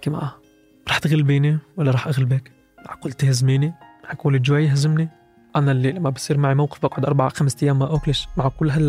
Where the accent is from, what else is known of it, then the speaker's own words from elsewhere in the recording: Bethlehem, West Bank, Palestine; من بيت لحم كنت طالب بجامعة القدس أبو ديس